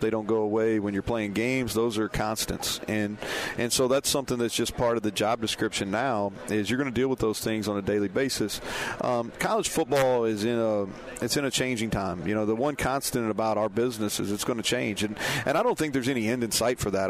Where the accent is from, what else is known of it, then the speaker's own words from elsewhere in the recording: Danville, Kentucky, United States; moved away; We won't be the only people from Danville here tonight.